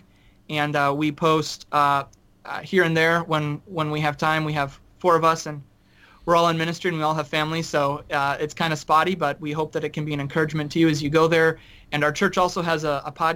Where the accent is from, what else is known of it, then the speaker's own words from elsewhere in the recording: United States; being an American